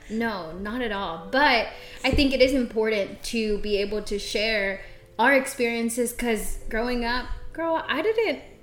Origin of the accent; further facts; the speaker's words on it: Central Texas, United States; also born or lived in Xochitepec, Morelos, Mexico; I am a Texas girl. I was raised in Central Texas, a little small town, but I'm originally from Xochitepec, Morelos.